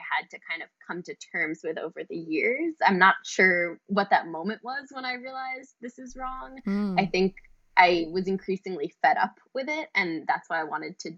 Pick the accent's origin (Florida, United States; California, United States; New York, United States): New York, United States; New York City; growing up in New York City since I was a teenager